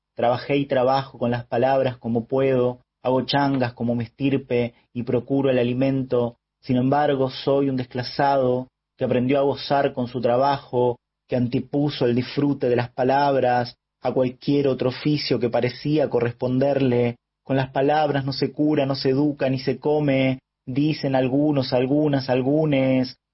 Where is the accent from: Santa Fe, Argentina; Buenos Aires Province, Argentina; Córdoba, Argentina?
Córdoba, Argentina; Leones; now in Rosario, Argentina; Nací en Leones, provincia de Córdoba, pero actualmente vivo en Rosario.